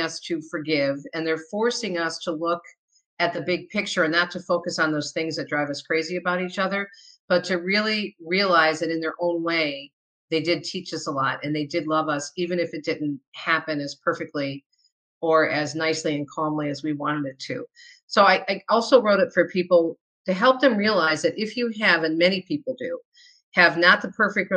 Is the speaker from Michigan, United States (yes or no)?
yes; Michigan, United States; also born or lived in New Jersey; I was born in New Jersey, but I was raised in Michigan